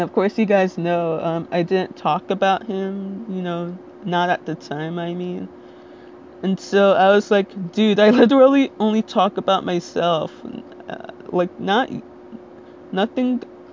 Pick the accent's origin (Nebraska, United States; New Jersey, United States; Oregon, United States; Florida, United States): New Jersey, United States; Little Ferry